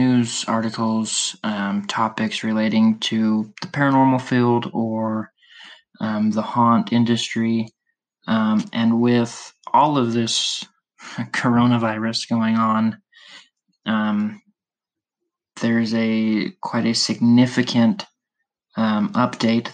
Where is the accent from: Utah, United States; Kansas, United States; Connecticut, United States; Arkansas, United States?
Utah, United States; I'm from Utah